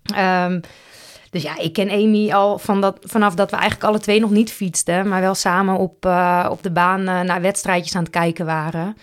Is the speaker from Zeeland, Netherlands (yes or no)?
no; Roosendaal, North Brabant, Netherlands; also born or lived in Huijbergen; in mijn paspoort staat gewoon Roosendaal en Nispen. Dus ik denk dat dat, of ja, dat is gewoon de gemeente waar ik geboren ben